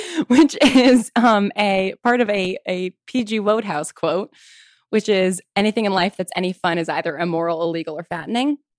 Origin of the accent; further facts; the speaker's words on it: Westchester County, New York, United States; moved away as an adult; also born or lived in Manhattan, New York / Piedmont, California / Virginia; I grew up in Westchester County